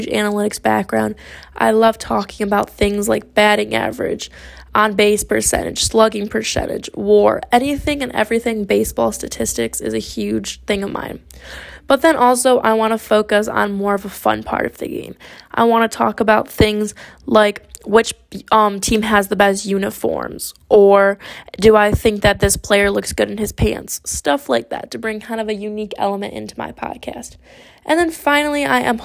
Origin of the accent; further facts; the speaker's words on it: Grosse Ile, Michigan, United States; moved away as an adult; now in Cincinnati, United States; I was born and raised just outside of Detroit, Michigan, in a small city by the name of Groseal